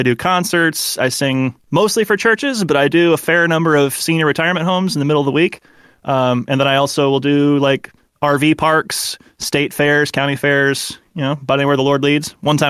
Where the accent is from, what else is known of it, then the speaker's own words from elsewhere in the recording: Michigan, United States; So I'm from Michigan.